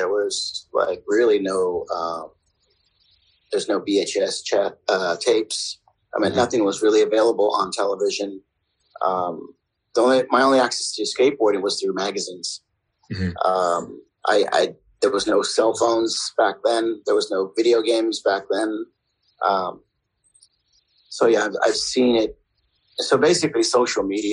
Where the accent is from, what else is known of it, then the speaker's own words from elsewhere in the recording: San Jose, California, United States; I grew up in Silicon Valley, which is in San Jose